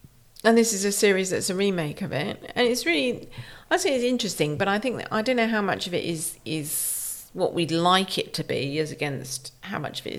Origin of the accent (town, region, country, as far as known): United Kingdom